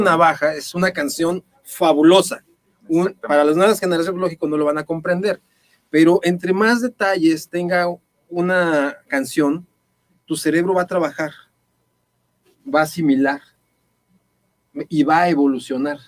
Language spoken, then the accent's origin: Spanish; Guadalajara, Jalisco, Mexico; muchas personas que nacimos aquí en Guadalajara